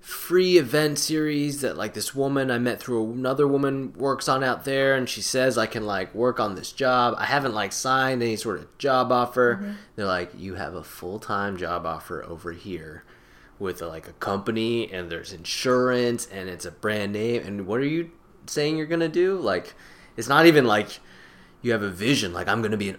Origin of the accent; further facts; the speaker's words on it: Niwot, Colorado, United States; also born or lived in San Jose, California; now in New York, United States; So we just kind of uprooted and moved to Colorado when I was about to hit kindergarten. And that's where I grew up, in the small town of Niwot, Colorado